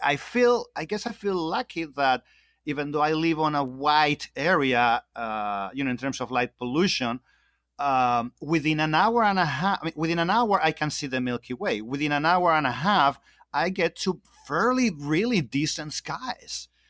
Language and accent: English; Spain; moved away; I'm originally from Spain